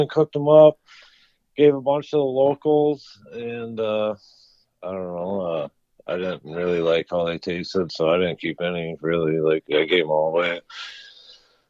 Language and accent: English; Lake Minnewaska, Minnesota, United States; where I grew up in Minnewaska